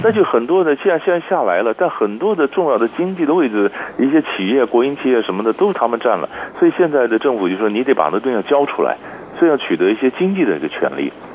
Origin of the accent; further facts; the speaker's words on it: Taiwan; 所以艺术比较就是对我们台湾人来讲，或者说比较遥远啊